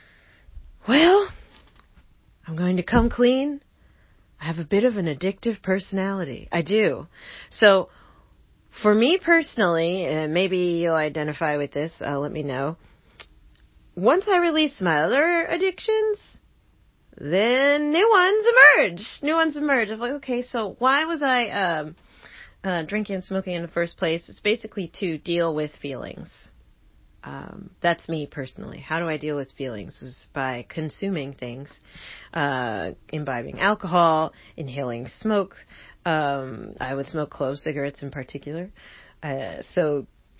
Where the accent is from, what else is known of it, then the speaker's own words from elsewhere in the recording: New Jersey, United States; I'm from Jersey